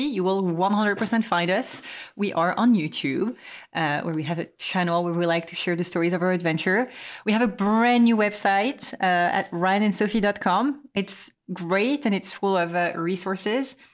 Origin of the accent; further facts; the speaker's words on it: Quimper, Brittany, France; moved away; my hometown, Quimper